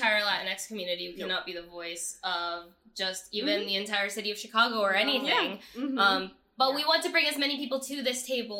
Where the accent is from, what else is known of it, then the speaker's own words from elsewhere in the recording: Venezuela; moved away; but seeing as like I came from Venezuela, I thought of myself as Venezuelan first, and it wasn't until I moved here that people were like, what is that?